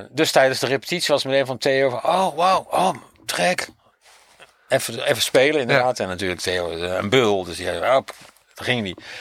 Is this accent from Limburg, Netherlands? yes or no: no; Winterswijk, Gelderland, Netherlands; ik kom daar ook vandaan.